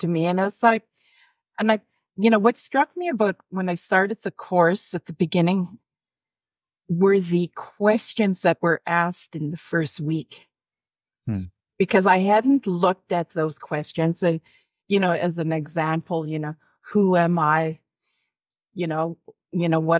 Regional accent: Alberta, Canada; I'm from Alberta

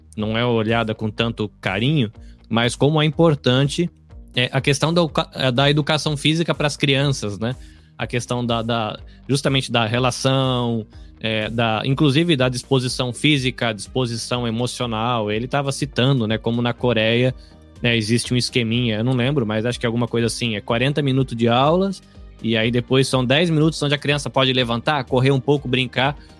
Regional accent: Brazil; now in Hamamatsu, Japan; eu, como um bom brasileiro, trabalho aqui

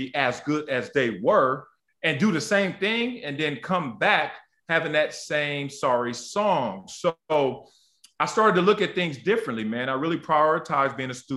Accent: Los Angeles, California, United States; also born or lived in Compton; growing up in Los Angeles, at the time, Compton, and then we moved South Central Los Angeles

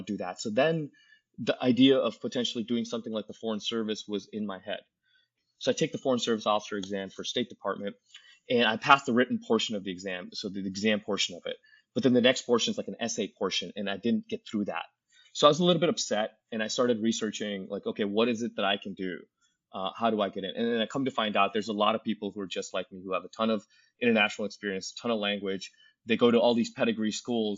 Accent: Ohio, United States; moved away as an adult; now in Cairo, Egypt; in my home state of Ohio

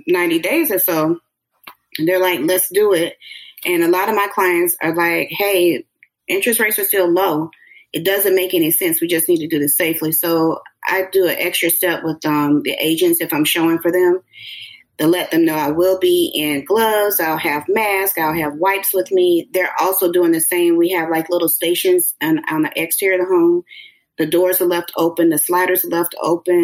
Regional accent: Orlando, Florida, United States; also born or lived in Alabama; I'm right here, born and raised

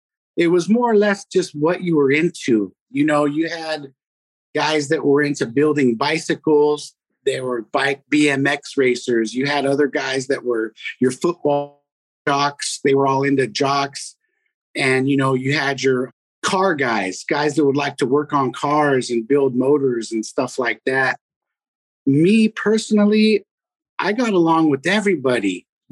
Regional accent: Fremont, California, United States; Growing up in Fremont was cool, man. Everybody was real friendly.

